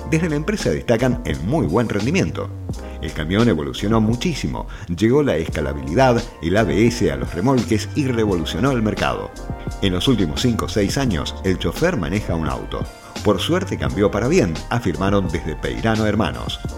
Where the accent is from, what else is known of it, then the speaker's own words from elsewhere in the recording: Rosario, Santa Fe, Argentina; Como soy oriundo de Rosario, empecé trabajando en el puerto.